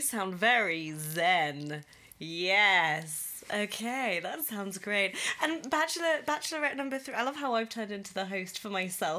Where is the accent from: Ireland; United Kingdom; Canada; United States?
United Kingdom; England; moved away as an adult; now in Berlin, Germany; I'm English.